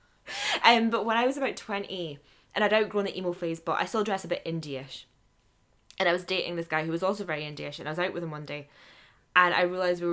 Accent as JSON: {"language": "English", "town": "Aberdeen", "region": "Scotland", "country": "United Kingdom", "tie": "born or raised there", "said": "I was growing up in Aberdeen"}